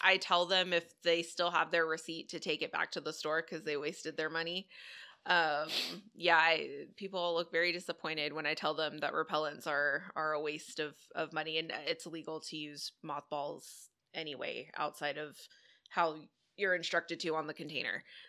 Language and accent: English; Dallas, Texas, United States; moved away as an adult; now in Houston, United States; I'm from Dallas originally, uh, moved down to Houston here a few years ago.